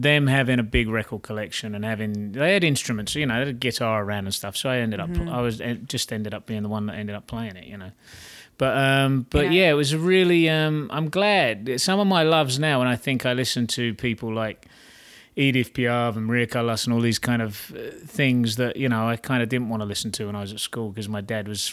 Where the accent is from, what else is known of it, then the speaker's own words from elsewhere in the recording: Chatham, South East England, United Kingdom; moved away as an adult; also born or lived in Rochester; I was born in Chatham, a place not far too far from London